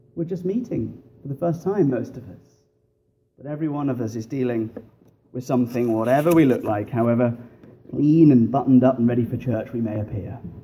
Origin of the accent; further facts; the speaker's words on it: England, United Kingdom; moved away as an adult; now in Fox Chapel, United States; I grew up in the bars of England